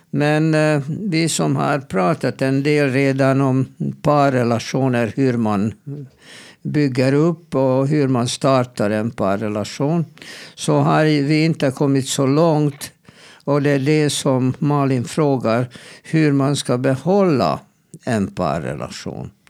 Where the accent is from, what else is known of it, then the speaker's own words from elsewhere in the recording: Sweden; Jag är svensk psykolog och vi har inte mm, det här grundsynen på äktenskap.